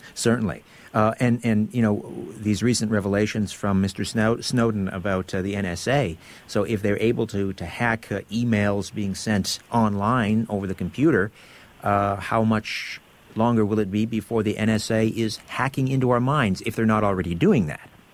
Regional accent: Brantford, Ontario, Canada; I'm from Brantford, Ontario, originally

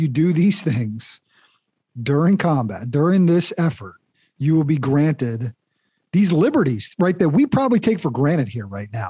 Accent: United States

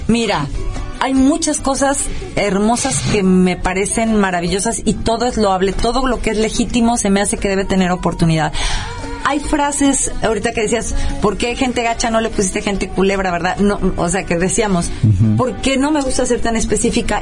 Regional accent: Rioverde, San Luis Potosí, Mexico; moved away; en mi casa en Río Verde, mi mamá hacía una unos que allá en mi pueblo le llamábamos panquequis

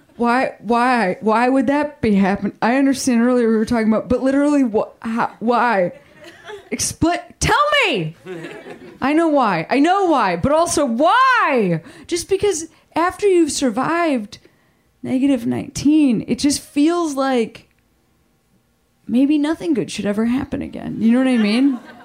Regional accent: Chicago, Illinois, United States; moved away; my hometown, Chicago

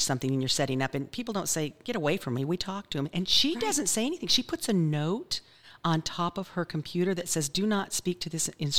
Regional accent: Wyoming, United States; accent: Wyoming; I have a Wyoming accent

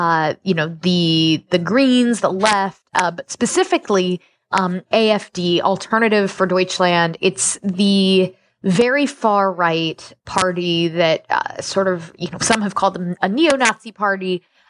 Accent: United States; being an American and Westerner

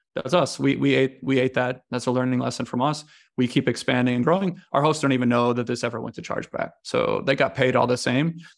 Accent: United States; moved away as an adult; also born or lived in China; now in Italy; I'm American

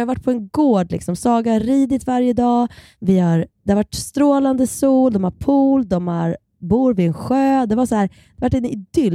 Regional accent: Kilafors, Gävleborg County, Sweden; Vi är uppvuxen på samma eh, lilla eh, ort, Kilafors i Hälsingland

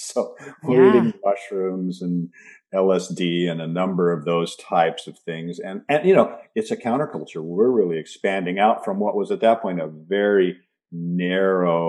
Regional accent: Seattle, Washington, United States; I was raised in the Pacific Northwest. I was raised in Seattle

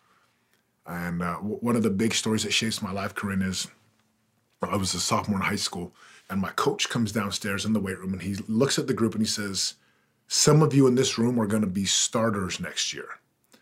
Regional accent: Utah, United States; also born or lived in Missouri; we went to Utah when I was about 4 years old. So I grew up in Utah

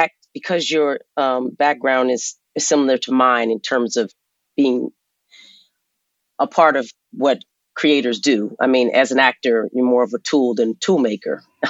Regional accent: Arizona, United States; But I'm from Arizona. Both my parents were orphaned. I'm one of six. And I spent the first 11 years of my life in a hotel called Starlight off of Route 66.

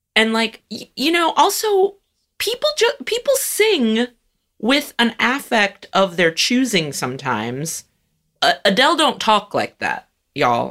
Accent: California, United States; moved away; also born or lived in Chicago; I grew up in California where we always had Cesar Chavez Day, and then I moved to Chicago

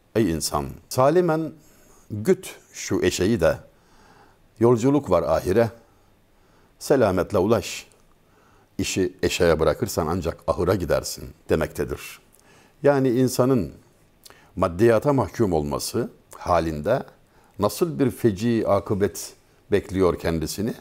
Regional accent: Denizli, Turkey; Memleketim olan Denizli'de

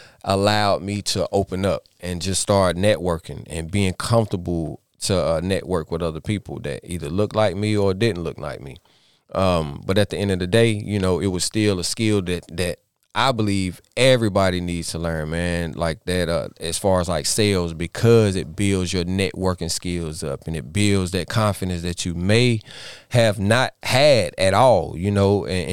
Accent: Statesville, North Carolina, United States; I am from Statesville, North Carolina.

